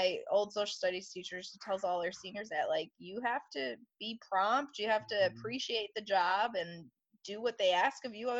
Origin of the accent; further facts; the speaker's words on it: Rochester, New York, United States; now in Oklahoma, United States; I'm also from New York, so everything is fast-paced there.